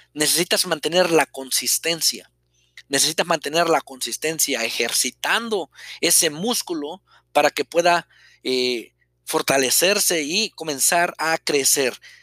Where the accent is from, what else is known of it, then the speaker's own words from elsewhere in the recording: Mexico; soy mexicano, eh, vivía en un pueblo pequeño